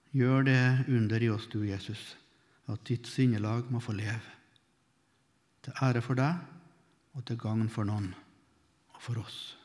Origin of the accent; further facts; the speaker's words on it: Melhus, Trøndelag, Norway; I bedehuset hjemme i Melhus, der jeg vokste opp